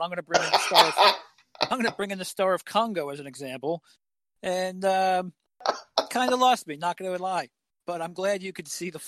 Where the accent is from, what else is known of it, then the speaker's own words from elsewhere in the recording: New Jersey, United States; I'm from Jersey